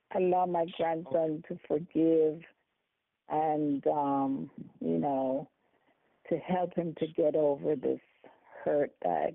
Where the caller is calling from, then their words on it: Silver Spring, Maryland, United States; And I am calling from Silver Spring, Maryland.